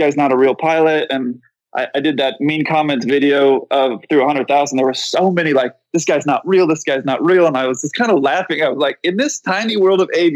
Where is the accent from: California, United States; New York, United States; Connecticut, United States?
California, United States; San Diego; moved away; I grew up in San Diego